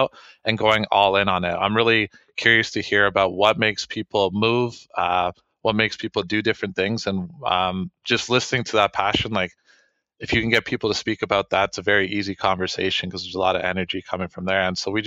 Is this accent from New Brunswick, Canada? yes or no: no; Waterloo, Ontario, Canada; I'm from Waterloo